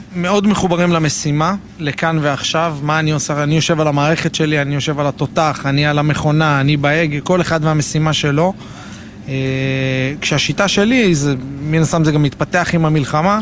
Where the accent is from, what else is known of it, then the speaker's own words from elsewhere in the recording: Jerusalem, Jerusalem District, Israel; moved away as an adult; now in Nir Etzion, Israel; גדלתי בירושלים